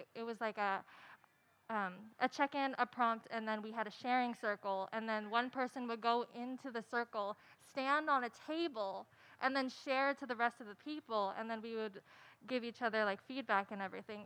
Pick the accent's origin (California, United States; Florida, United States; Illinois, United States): California, United States; Santa Barbara; I'm actually from Santa Barbara